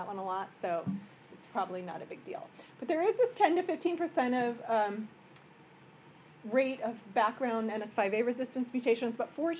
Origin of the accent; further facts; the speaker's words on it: Midwest, United States; now in New York, United States; I'm a Midwesterner.